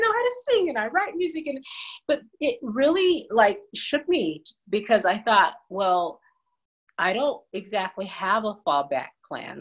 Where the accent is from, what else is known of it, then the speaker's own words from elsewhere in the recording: California, United States; also born or lived in Chattanooga, Tennessee; now in Las Vegas, United States; So I was born in Tennessee, in Chattanooga, but moved to California probably around age 4, because that's where my mom was from and her parents.